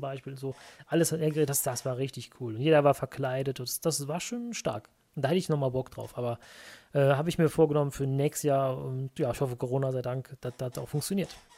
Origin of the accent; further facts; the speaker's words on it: Merten, North Rhine-Westphalia, Germany; also born or lived in Brühl; Im Dorf daneben bin ich mit aufgewachsen, ah. in Merten